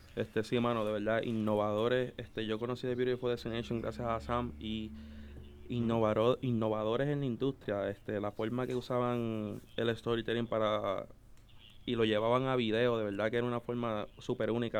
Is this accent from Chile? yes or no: no; Puerto Rico; also born or lived in Dominican Republic; yo básicamente soy de Puerto Rico madre dominicana, este, papá puertorriqueño. Este, yo los primeros años de mi vida me crié en República Dominicana.